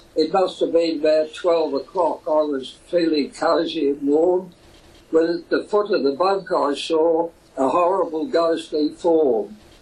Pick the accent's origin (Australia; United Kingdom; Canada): United Kingdom; England; moved away; he was born in England, and so was